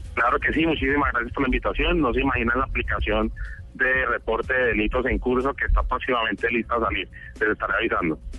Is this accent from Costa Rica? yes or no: no; Cali, Valle del Cauca, Colombia; also born or lived in United States; yo nací en Estados Unidos, pero desde pequeño he vivido toda la vida en Cali.